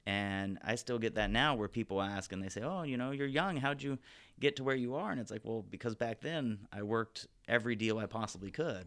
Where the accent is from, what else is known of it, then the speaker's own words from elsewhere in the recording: Glendora, California, United States; also born or lived in Santa Barbara; I grew up in Glendora, basically born and raised, uh, here in town, went to all the schools locally here in town